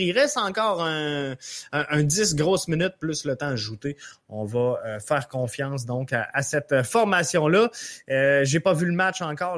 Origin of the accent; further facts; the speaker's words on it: Montreal, Quebec, Canada; chez nous, à Montréal.